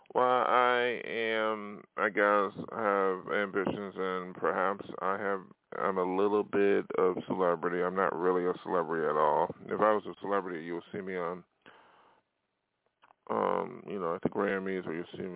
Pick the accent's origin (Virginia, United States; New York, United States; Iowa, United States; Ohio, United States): New York, United States; Buffalo; moved away; my hometown of Buffalo